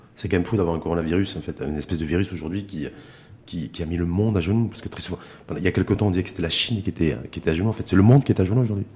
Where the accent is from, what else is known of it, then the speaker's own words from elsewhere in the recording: Morocco; chez nous, au Maroc